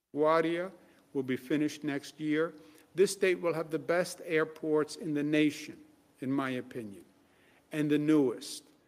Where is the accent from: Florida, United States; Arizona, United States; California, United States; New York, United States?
New York, United States; New York City; I'm from Queens.